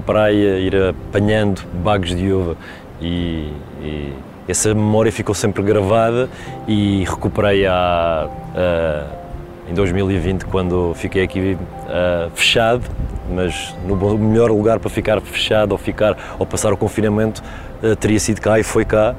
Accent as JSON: {"language": "Portuguese", "town": "Porto Santo", "region": "Madeira", "country": "Portugal", "tie": "born or raised there", "moved": "yes", "said": "As primeiras memórias da minha infância são no Porto Santo"}